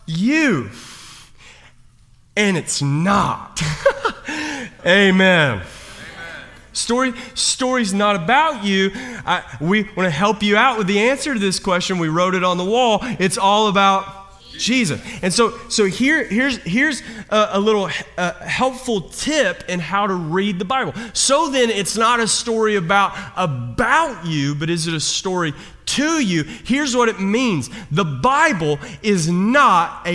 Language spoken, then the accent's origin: English; Kentucky, United States; I'm from Kentucky